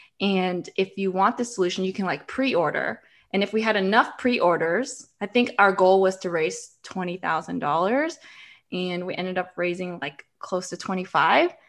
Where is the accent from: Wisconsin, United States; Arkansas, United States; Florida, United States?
Florida, United States; moved away as an adult; also born or lived in New York City; we're both from Florida